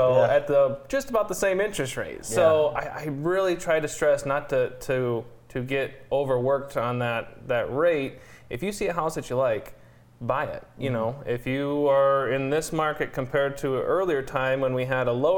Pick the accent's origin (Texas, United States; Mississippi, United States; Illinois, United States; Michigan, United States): Michigan, United States; Napoleon; I grew up in Napoleon